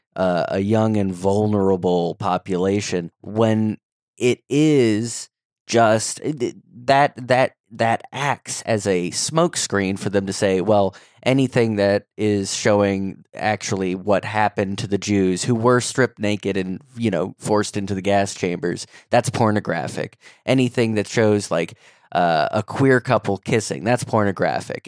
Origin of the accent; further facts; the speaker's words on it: St. Louis, Missouri, United States; now in Philadelphia, United States; I live in Philadelphia, but I'm from Saint Louis. My family still all lives out in the Midwest